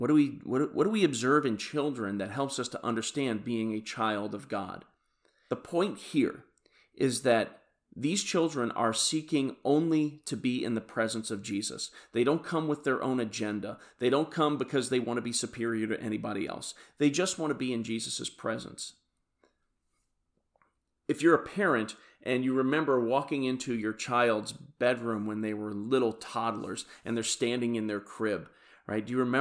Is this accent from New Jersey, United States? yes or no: no; Kansas City, Missouri, United States; Like I said … from Kansas City, Missouri, and I hope you have a bles